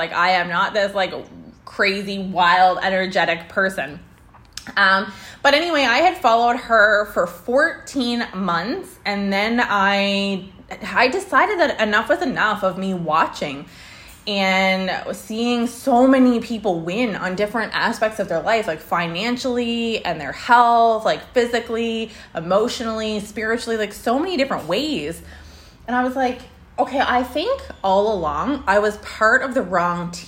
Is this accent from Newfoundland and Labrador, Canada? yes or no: no; Prince Edward Island, Canada; moved away as an adult; also born or lived in Alberta; I was born there. I was raised there. I did all my schooling there.